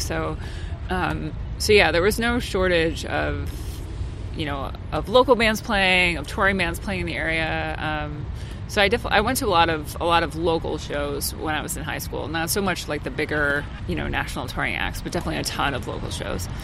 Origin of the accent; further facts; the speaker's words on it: central New Jersey, United States; I grew up in New Jersey. Um, okay. So, yeah, so central New Jersey